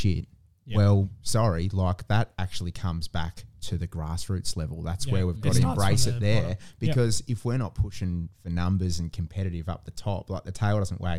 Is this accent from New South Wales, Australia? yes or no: no; Hobart, Tasmania, Australia; moved away as an adult; I'm a Tassie boy, so I'm born and bred in Hobart